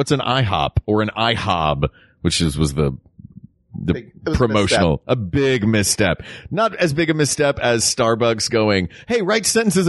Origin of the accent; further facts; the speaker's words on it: Tennessee, United States; We shouldn't disparage my home state.